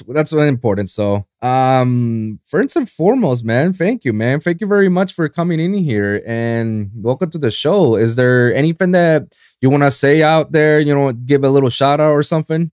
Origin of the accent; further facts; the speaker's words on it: Puerto Rico; now in South Florida, United States; I'm from Puerto Rico